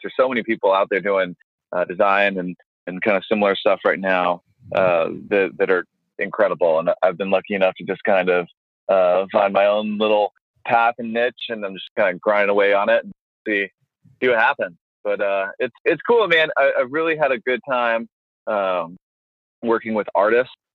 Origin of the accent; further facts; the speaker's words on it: Tennessee, United States; I'm from Tennessee